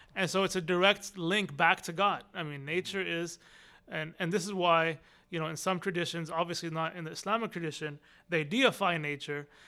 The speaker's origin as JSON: {"language": "English", "town": "Austin", "region": "Texas", "country": "United States", "tie": "born or raised there", "also_born_or_lived": "Arlington, Virginia", "said": "I grew up here in Austin. I was born in Arlington, Virginia. And then my parents came to Austin, Texas when I was two years old"}